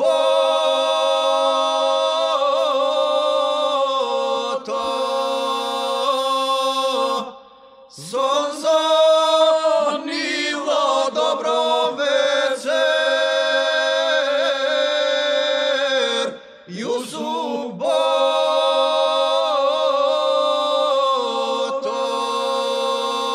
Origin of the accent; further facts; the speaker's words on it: Skopje, North Macedonia; also born or lived in a village near Kumanovo; I do say I was born in a village, but I grew up in Skopje.